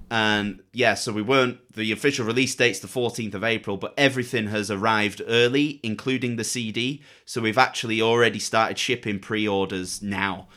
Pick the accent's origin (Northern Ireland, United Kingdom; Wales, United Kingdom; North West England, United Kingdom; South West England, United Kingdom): North West England, United Kingdom; Manchester; 'cause we're both from Manchester as well.